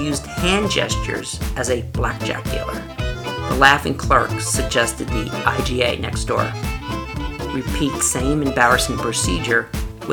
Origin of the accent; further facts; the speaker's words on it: New Jersey, United States; I'm from Jersey